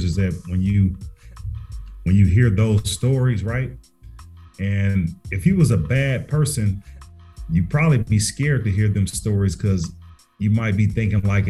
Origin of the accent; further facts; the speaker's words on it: Carson, California, United States; now in Atlanta, United States; I'm originally from Carson, California, which is